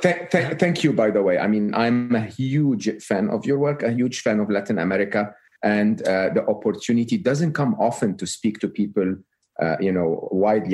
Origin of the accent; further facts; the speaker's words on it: Egypt; moved away; I'm Egyptian, uh, born and raised in Egypt.